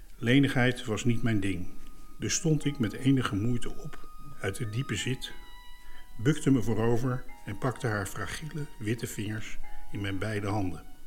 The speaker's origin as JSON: {"language": "Dutch", "town": "Leidsendam", "region": "South Holland", "country": "Netherlands", "tie": "born or raised there", "said": "Bij ons thuis kropen de mensen van Schakenbos, psychiatrische inrichting in uh, Leidsendam"}